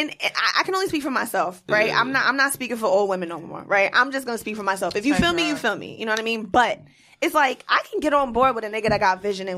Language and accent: English; New York City, New York, United States; I'm from Queens.